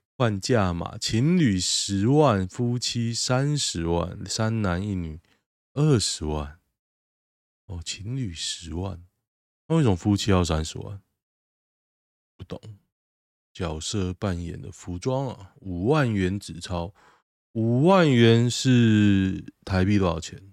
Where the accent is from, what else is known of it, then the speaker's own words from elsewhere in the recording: Taiwan; moved away; 我台湾人